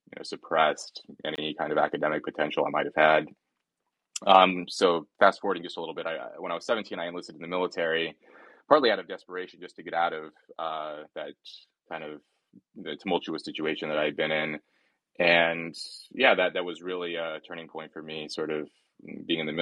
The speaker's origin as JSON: {"language": "English", "town": "Red Bluff", "region": "California", "country": "United States", "tie": "born or raised there", "also_born_or_lived": "Los Angeles, United States / New Haven, United States", "moved": "as an adult", "lives_now": "Cambridge, United Kingdom"}